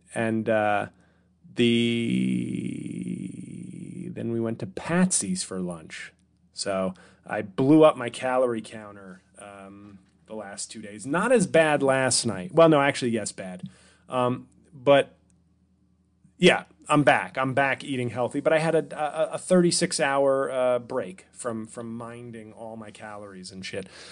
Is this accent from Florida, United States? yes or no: no; New York City, New York, United States; I was born in Washington Heights at Columbia Presbyterian.